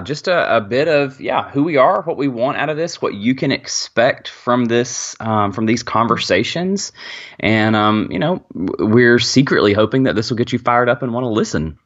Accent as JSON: {"language": "English", "town": "Birmingham", "region": "Alabama", "country": "United States", "said": "I am from Birmingham, Alabama"}